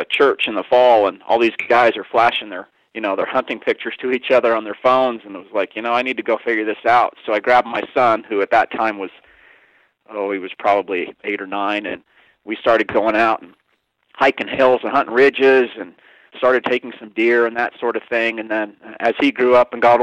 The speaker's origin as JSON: {"language": "English", "region": "Kansas", "country": "United States", "tie": "born or raised there", "also_born_or_lived": "New Orleans, Louisiana / Calgary, Alberta, Canada", "moved": "yes", "lives_now": "Montana, United States", "said": "I spent the majority of my life actually growing up in Kansas. I was born in New Orleans, spent 3 years up in Calgary, Alberta, Canada as well"}